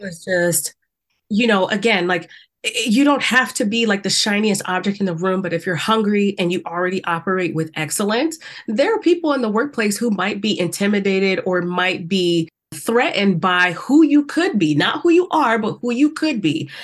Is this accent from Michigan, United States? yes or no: no; South Carolina, United States; I grew up in the South. We know how that was in South Carolina.